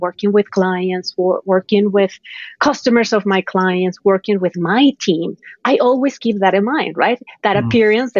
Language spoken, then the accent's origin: English; Colombia; moved away as an adult; also born or lived in Bogota; now in United States; I'm from Colombia. So my journey really started back then, right, in my country. My family didn't have much money